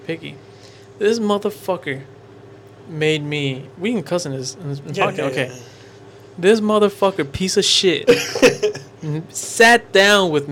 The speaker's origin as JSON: {"language": "English", "town": "Humble", "region": "Texas", "country": "United States", "said": "I'm from Humble."}